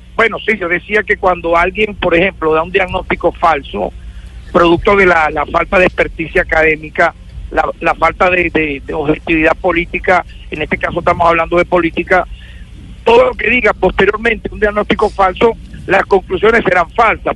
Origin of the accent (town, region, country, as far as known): Venezuela